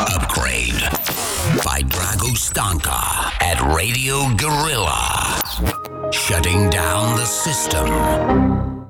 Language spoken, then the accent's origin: Romanian; Transylvania, Romania; moved away as an adult; now in Bucharest, Romania; Ca un ardelean mutat de niște ani în capitală